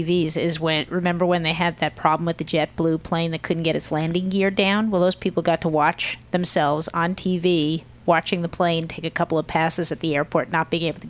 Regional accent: Midwest, United States; How you doing? I'm from the Midwest.

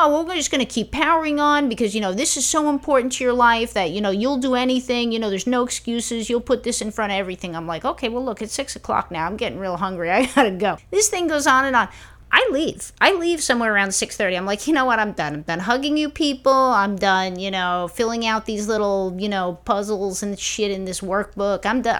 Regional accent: New York, United States; You know, I'm from New York.

